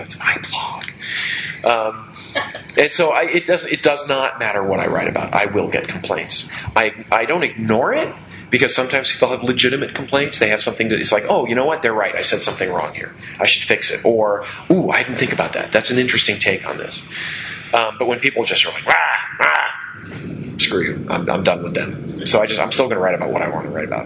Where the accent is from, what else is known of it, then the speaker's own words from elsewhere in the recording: United States; I am an American